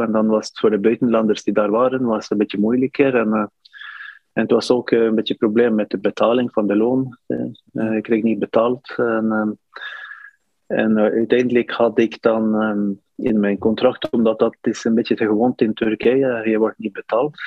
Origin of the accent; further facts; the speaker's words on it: Northern Norway, Norway; Dutch is a second language; moved away as an adult; also born or lived in Turkey; ik kom van de noord van Noorwegen, een koude stad